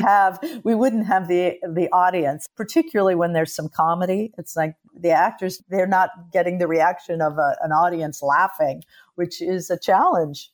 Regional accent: Los Angeles, California, United States; I was born in Los Angeles

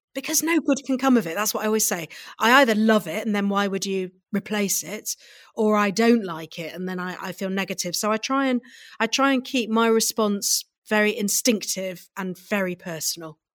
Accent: Midlands, United Kingdom; I grew up in the Midlands, so right, if you put a pin in the middle of the U K, that's where I grew up.

